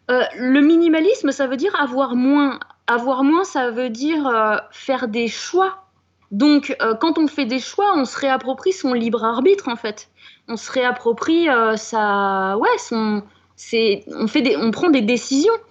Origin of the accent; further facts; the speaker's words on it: France; on est français après euh, tout.